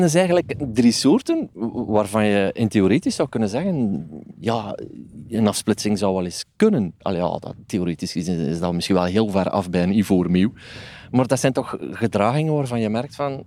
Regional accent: Flanders, Belgium; Bij ons in Vlaanderen

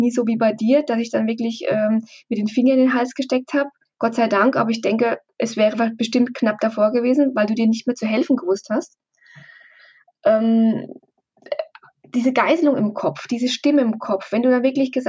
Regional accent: Bavaria, Germany; wir kommen aus Oberfranken, sehr ländlich, da ist immer sehr gut gekocht worden

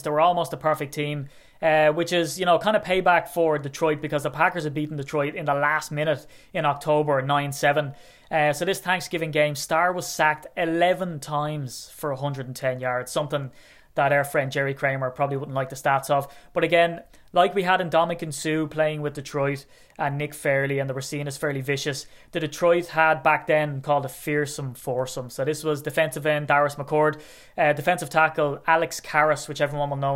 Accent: Ireland; I'm Irish

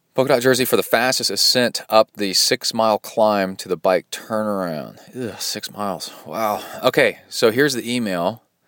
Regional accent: Birmingham, Alabama, United States; moved away; also born or lived in Watts Bar Lake, Tennessee / Mexican border town; I grew up in Birmingham, Alabama

